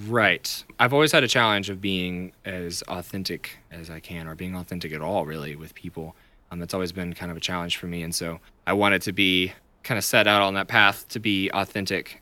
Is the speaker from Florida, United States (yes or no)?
no; Chattanooga, Tennessee, United States; moved away as an adult; now in Nashville, United States; I am from Chattanooga originally.